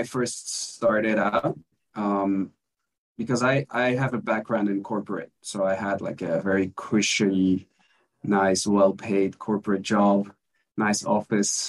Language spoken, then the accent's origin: English; Belgium; now in Mexico; I'm originally from Belgium, but I'm currently living in Mexico